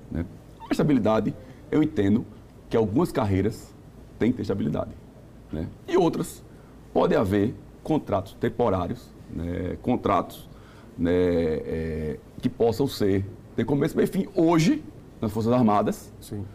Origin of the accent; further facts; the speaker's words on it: Northeast Region, Brazil; eu sou nordestino